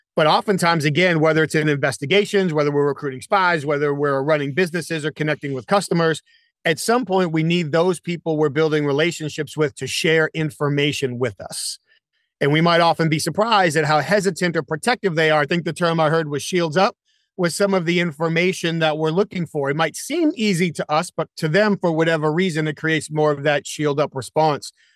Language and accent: English; New England, United States; now in Charlotte, United States; I live here in Charlotte. Now, I grew up in New England.